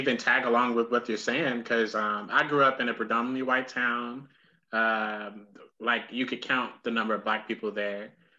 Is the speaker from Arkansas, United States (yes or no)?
yes; Lone Oak, Arkansas, United States; moved away; I'm from Lone Oak, Arkansas. It's a little pimple on Little Rock. It's right there.